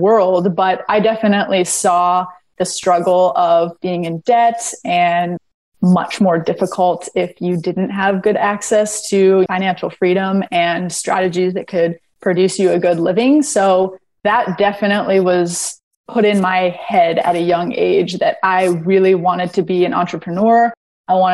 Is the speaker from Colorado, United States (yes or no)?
no; Los Angeles, California, United States; We grew up in Los Angeles